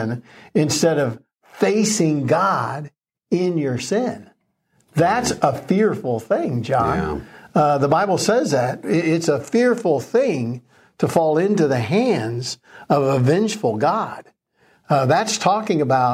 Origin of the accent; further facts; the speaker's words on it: Florida, United States; I was raised in Florida, and not only were hurricanes a regular thing